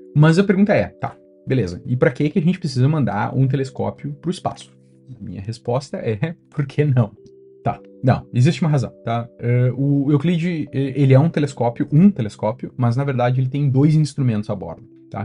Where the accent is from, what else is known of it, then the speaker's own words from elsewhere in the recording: Brazil; moved away as an adult; also born or lived in London, United Kingdom / Germany; now in Stockholm, Sweden; crescendo no Brasil